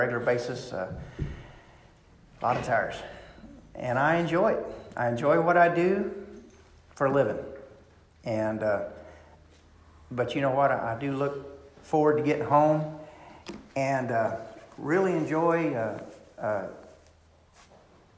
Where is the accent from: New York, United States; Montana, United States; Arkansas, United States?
Arkansas, United States; Clarksville; our little bodunk town of Clarksville